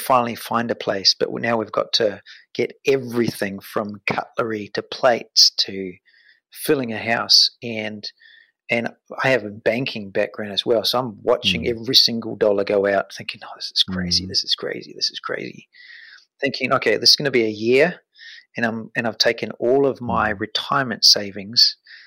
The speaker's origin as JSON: {"language": "English", "country": "New Zealand", "moved": "as an adult", "said": "I've got a family of four and we're from New Zealand"}